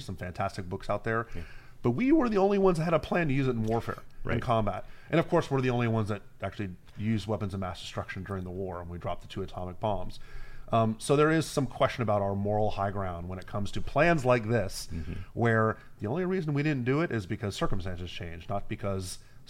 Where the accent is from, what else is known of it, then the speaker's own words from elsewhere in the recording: Miami, Florida, United States; I'm from Miami, right?